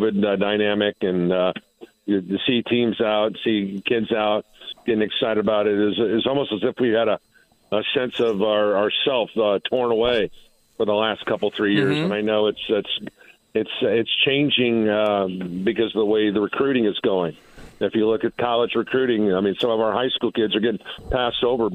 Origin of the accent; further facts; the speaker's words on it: Hobart, Indiana, United States; I grew up in Hobart, Indiana, where football was really the most important thing that happened